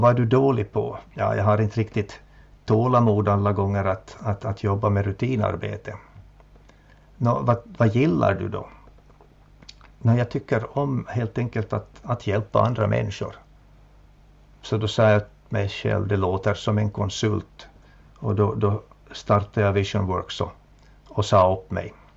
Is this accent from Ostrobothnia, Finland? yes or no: yes; Jakobstad, Ostrobothnia, Finland; also born or lived in Helsinki / Vaasa; min hemstad Jakobstad